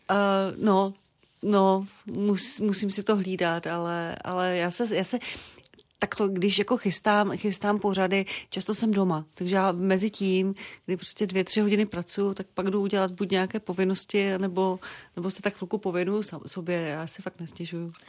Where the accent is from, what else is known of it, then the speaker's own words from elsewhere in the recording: Zlín Region, Czechia; now in Prague, Czechia; já pocházím ze Zlínska, takže tam je, nejenom, že tam jezdím, já jsem tam prostě doma, já tam mám kořeny